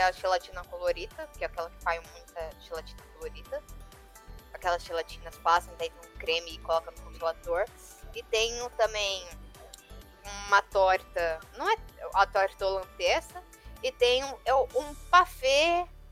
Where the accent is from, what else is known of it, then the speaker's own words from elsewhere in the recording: interior of São Paulo, Brazil; Eu sou do interior de São Paulo.